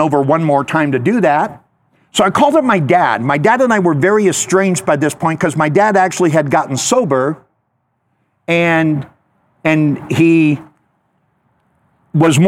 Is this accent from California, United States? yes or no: yes; Southern California, United States; also born or lived in Los Angeles, California; I grew up in Southern California. Up until I was 9 years old, I lived in downtown LA, Central Market, Third and Hill.